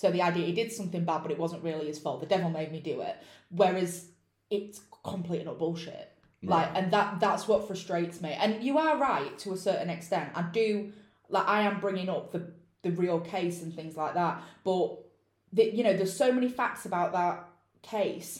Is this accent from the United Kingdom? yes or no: yes; United Kingdom; I'm British and I pronounce it how I'd pronounce it